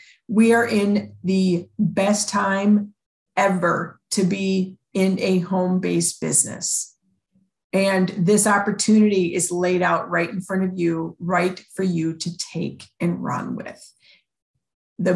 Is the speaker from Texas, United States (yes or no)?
no; Chicago, Illinois, United States; I grew up in Chicago